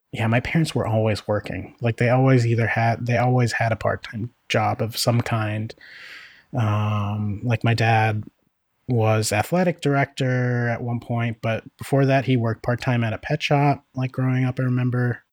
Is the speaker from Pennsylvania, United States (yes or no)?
yes; Northeast Pennsylvania, United States; now in Oakland, United States; where I grew up in Northeast PA